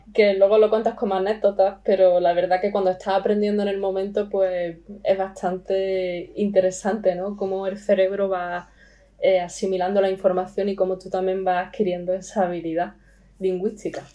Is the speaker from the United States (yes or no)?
no; Spain; accent: Spanish; first language Spanish; also born or lived in Estonia / France; al ser española